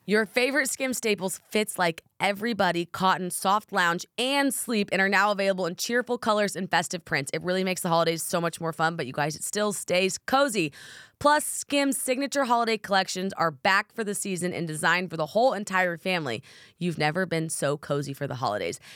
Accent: Oklahoma, United States; I'm from Oklahoma

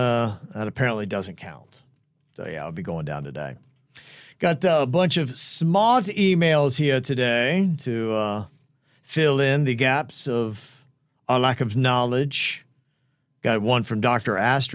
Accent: Bahamas; I am from the Bahamas, and it's a big day.

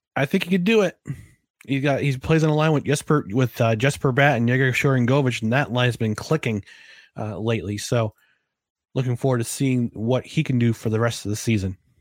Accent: New Jersey, United States; growing up in New Jersey

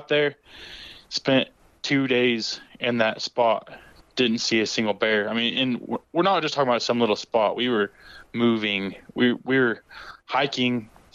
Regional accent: Oklahoma, United States; I was from Oklahoma

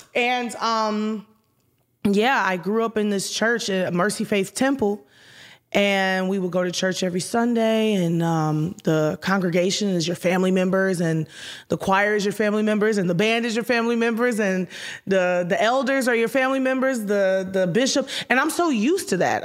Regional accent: Houston, Texas, United States; moved away as an adult; also born or lived in Detroit, Michigan / Minneapolis; I was born in Detroit, Michigan. I was raised in Houston, Texas

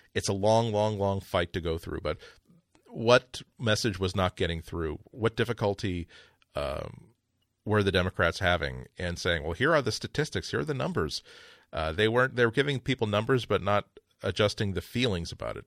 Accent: United States; I'm an American

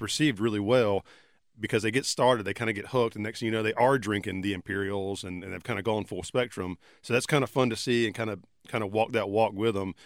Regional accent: Sanford, North Carolina, United States; in my hometown

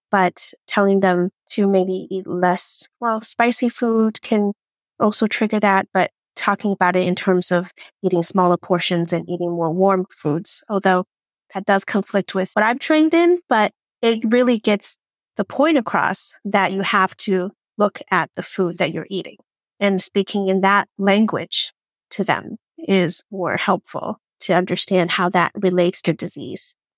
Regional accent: Portland, Oregon, United States; also born or lived in Chengdu, Sichuan, China; now in Washington, United States; when I was nine years old, my parents immigrated to the U S, specifically Portland, Oregon

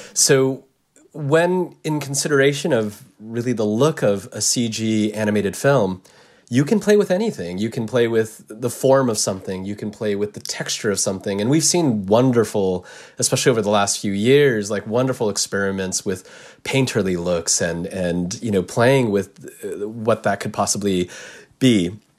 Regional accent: United States; I'm Japanese American

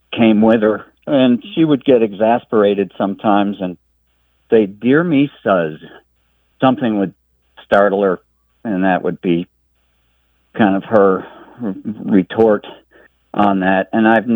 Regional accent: Western Massachusetts, United States; now in Tucson, United States; I was recently back home in Western Massachusetts

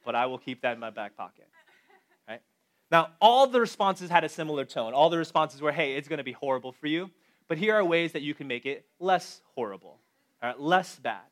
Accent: Chicago, Illinois, United States; now in Boston, United States; I was born and raised in Chicago

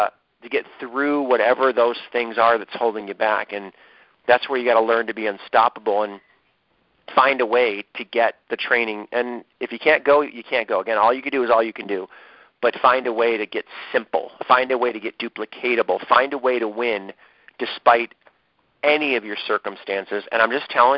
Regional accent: Ohio, United States; I am from Ohio

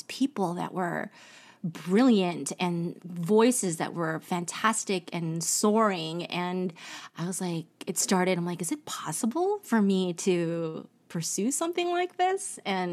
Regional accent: United States; also born or lived in Orlando, Florida; I'm like born and raised in America

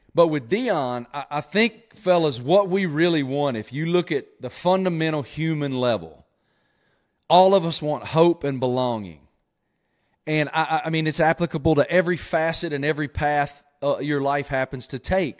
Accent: Southwest Virginia, United States; I grew up in Southwest Virginia with an old man

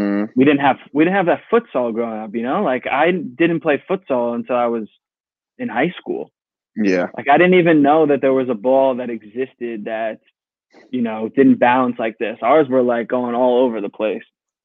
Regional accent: Monroe, New York, United States; I'm from Monroe, New York.

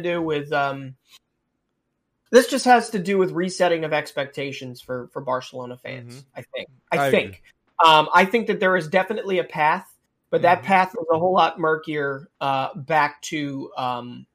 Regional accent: United States; me being an American

